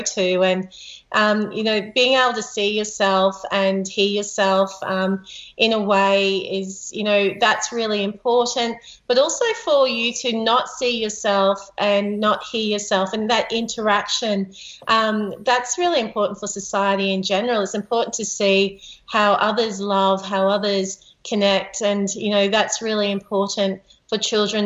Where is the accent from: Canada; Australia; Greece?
Australia; as an Australian, our culture is about as much about the land where we're occupying